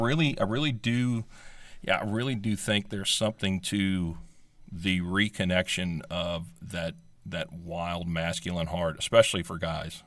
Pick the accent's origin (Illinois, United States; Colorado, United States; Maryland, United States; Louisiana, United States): Louisiana, United States; South; we grew up in South Louisiana